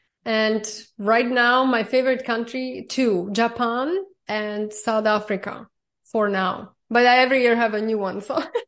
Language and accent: English; Slovakia; born or raised there; also born or lived in Germany / New York; now in Miami Beach, United States